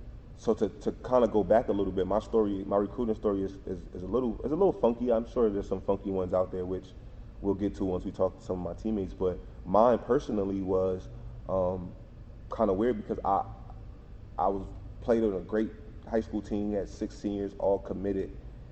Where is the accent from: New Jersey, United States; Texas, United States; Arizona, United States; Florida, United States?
New Jersey, United States; And I'm coming from New Jersey in the city. Like, I'm taking a bus to school, cabs every day, you know, hopping trains.